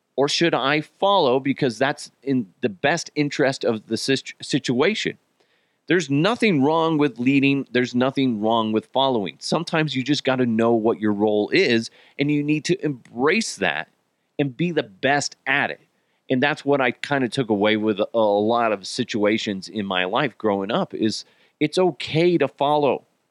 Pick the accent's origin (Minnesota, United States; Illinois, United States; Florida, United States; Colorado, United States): Colorado, United States; Broomfield; also born or lived in Arizona; the majority of my childhood was in the great city of Broomfield, Colorado